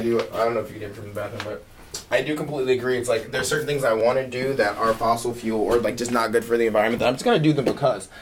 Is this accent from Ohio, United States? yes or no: no; Philadelphia, Pennsylvania, United States; now in Jacksonville, United States; I'm from Philly